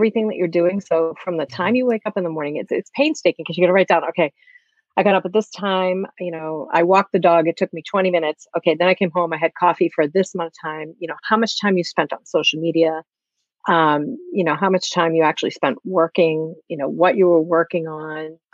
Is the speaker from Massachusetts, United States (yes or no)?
yes; Massachusetts, United States; I'm from Massachusetts, just like Brian